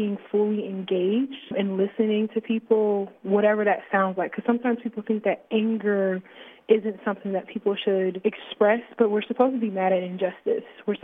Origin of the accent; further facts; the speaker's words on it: Fort Wayne, Indiana, United States; now in Bloomington, United States; I'm from Fort Wayne, Indiana, born and raised on the south side of Fort Wayne